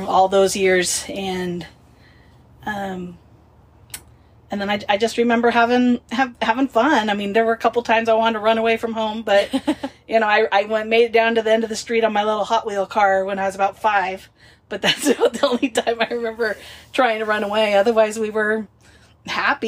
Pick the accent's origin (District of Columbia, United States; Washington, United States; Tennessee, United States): Washington, United States; Wenatchee; I was born in Wenatchee, Washington, which is right in the smack dab middle of the state.